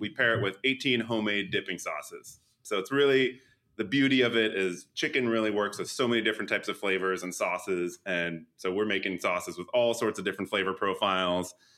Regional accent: Edison, New Jersey, United States; moved away; also born or lived in New York City; I'm also a Jersey guy originally, originally from uh, Edison

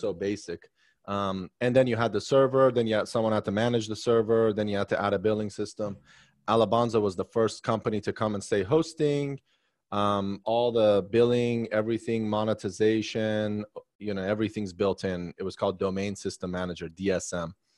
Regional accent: Maryland, United States; also born or lived in Arlington, Virginia; now in Washington, D.C., United States; I grew up in Maryland. I was seven

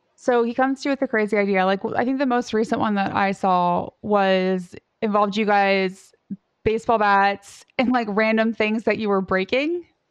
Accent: Southern Indiana, United States; I grew up in Southern Indiana

